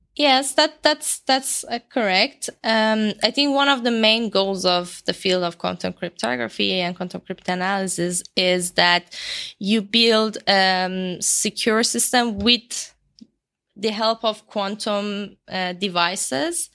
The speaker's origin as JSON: {"language": "English", "country": "Iran", "moved": "as an adult", "lives_now": "Edinburgh, United Kingdom", "said": "I'm from Iran"}